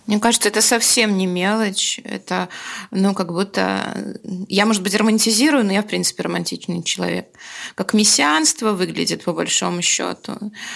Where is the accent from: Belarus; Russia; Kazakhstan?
Belarus